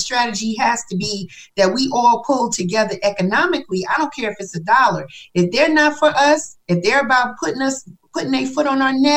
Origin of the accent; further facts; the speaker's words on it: New York, United States; now in Atlanta, United States; I'm from New York